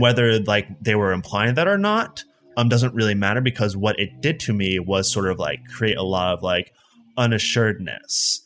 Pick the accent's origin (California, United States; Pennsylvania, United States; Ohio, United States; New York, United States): Pennsylvania, United States; Allentown; now in Pittsburgh, United States; I grew up in Allentown, Pennsylvania, and then I moved to Pittsburgh for college, and I'm sticking around.